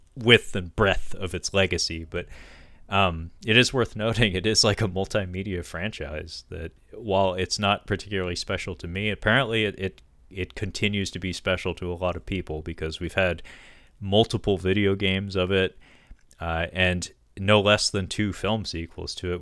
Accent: Washington, United States; Forks, Washington, uh, to talk about my home state

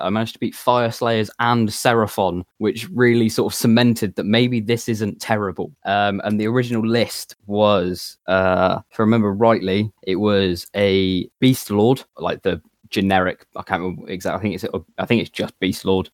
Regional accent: Plymouth, South West England, United Kingdom; I'm, I'm from Plymouth

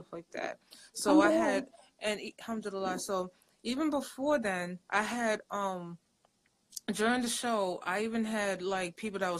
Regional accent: New York City, New York, United States; I'm originally from New York City. My parents are from Africa. They're actually from Nigeria

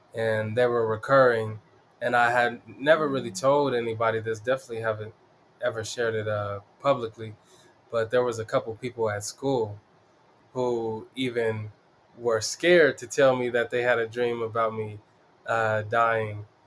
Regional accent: Denver, Colorado, United States; I'm from the East Side. I rep it proudly, the East Side of Denver. Uh, born and raised here.

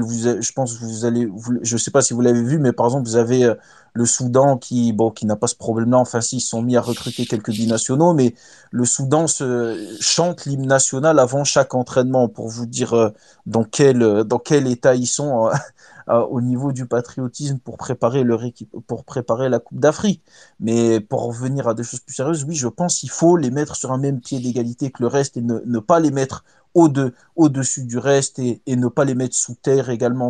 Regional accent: Tunisia; chez nous en Tunisie

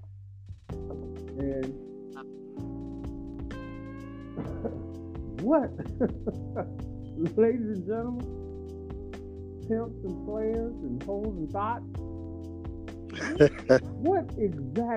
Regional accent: Chicago, Illinois, United States; I'm from Chicago.

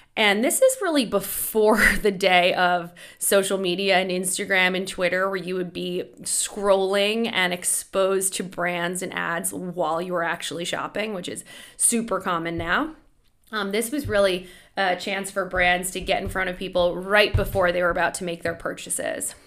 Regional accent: Boston, Massachusetts, United States; I grew up in Boston

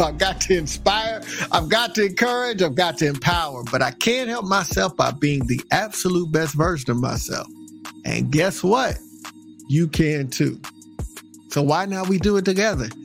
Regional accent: Texas, United States; also born or lived in Maryland, Virginia, DC area; now in Maryland/Virginia/DC area, United States; I'm from Texas

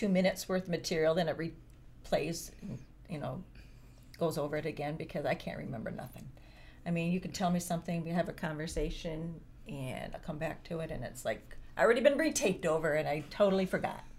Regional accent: Grandville, Michigan, United States; also born or lived in Mount Pleasant, Michigan; I grew up in Granville, and it was like there was churches like pretty much on almost every corner

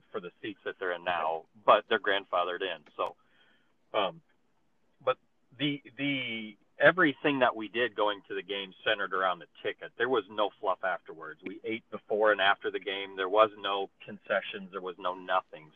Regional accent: Cedar Falls, Iowa, United States; I was born and raised in Cedar Falls

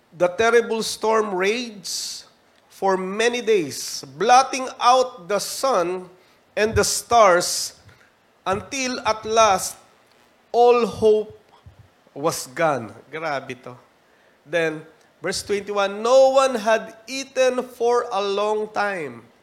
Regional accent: Philippines

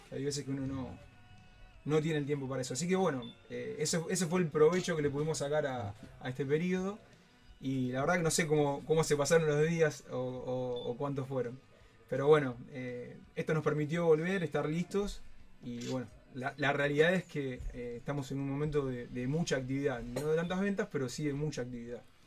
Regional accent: Soldini, Santa Fe, Argentina; somos una familia de Soldini

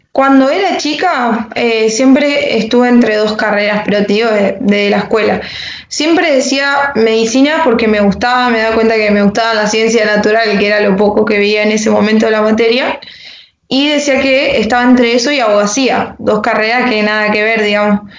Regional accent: La Paz, Entre Ríos, Argentina; also born or lived in Santa Fe; nací, nací, en Santa Fe y vivo en La Paz. viví un año nomás y me vine a La Paz

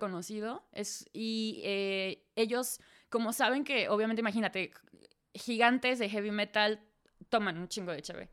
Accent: Celaya, Guanajuato, Mexico; first language Spanish; moved away as an adult; also born or lived in Dortmund, Germany; now in Hamburg, Germany; Soy de Celaya. Vivo en Hamburgo, en Alemania, desde hace 6, 7 años.

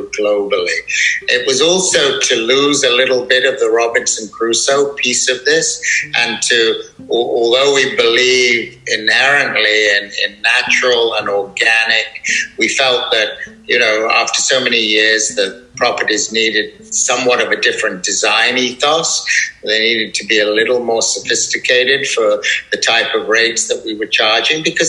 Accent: United Kingdom; moved away as an adult; also born or lived in Bali; what we grew up with in Europe and certainly in the UK

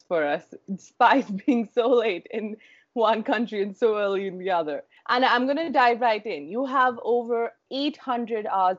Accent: India; I'm from India

